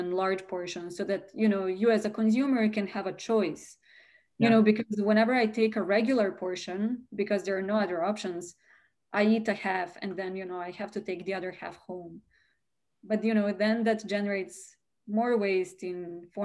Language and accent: English; Serbia; moved away as an adult; now in United States; I come from Serbia, and honestly, in my household, food waste was really never a thing